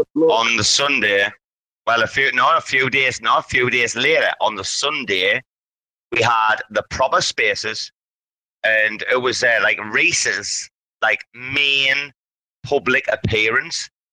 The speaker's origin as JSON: {"language": "English", "country": "United Kingdom", "moved": "yes", "lives_now": "Thailand", "said": "I'm not American. This is a matter of seeing. I'm British"}